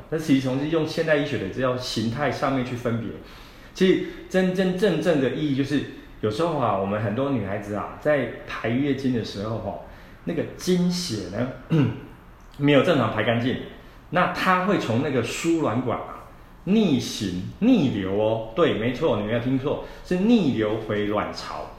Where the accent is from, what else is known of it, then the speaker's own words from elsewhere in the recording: Taiwan; 我们台湾人